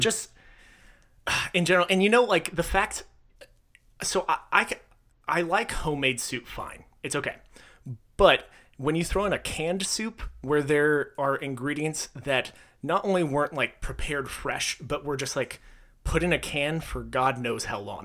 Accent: Texas, United States; I was born in Texas.

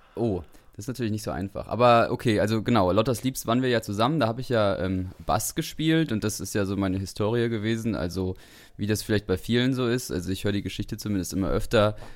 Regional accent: Suhl, Thuringia, Germany; moved away as an adult; also born or lived in Dresden; wir kommen ja beide aus Suhl

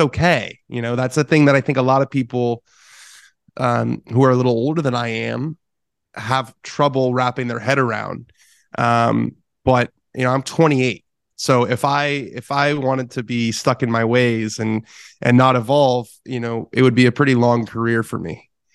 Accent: Southern California, United States; as a kid growing up in Southern California

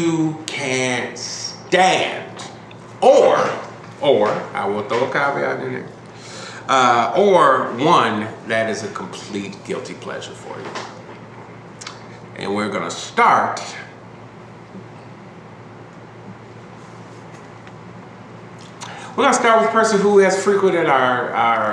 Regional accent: Chicago, Illinois, United States; where I am from, being a Chicagoan

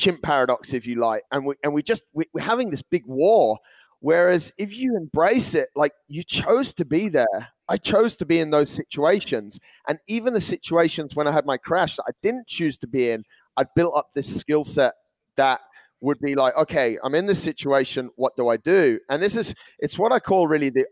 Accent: England, United Kingdom; moved away; also born or lived in Australia; I'm English

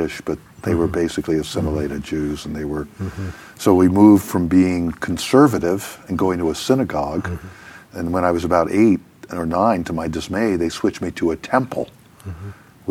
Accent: New York City, New York, United States; I was born and raised in New York City, in Manhattan, on the Upper East Side

